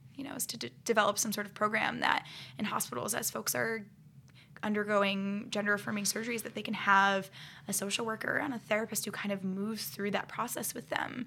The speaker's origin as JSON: {"language": "English", "town": "Akron", "region": "Ohio", "country": "United States", "tie": "born or raised there", "said": "I grew up in Akron, Ohio"}